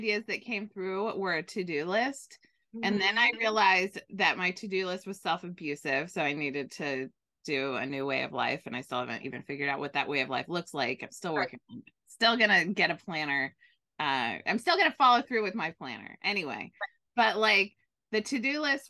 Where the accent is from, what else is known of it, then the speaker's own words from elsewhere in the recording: Bay Area, California, United States; I grew up in the Bay Area with Pete's Coffee